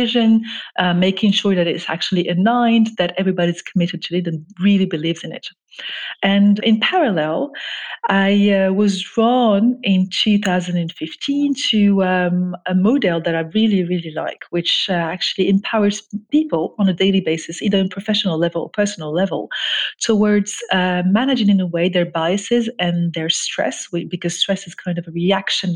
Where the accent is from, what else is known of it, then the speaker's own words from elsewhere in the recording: Morocco; moved away as an adult; also born or lived in France; I grew up actually in Morocco, where I'm originally from